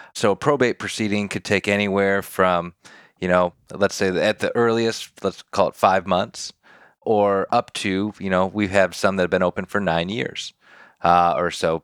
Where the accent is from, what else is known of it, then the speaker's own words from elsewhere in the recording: Detroit, Michigan, United States; moved away as an adult; now in Nashville, United States; born and raised in Detroit, Michigan.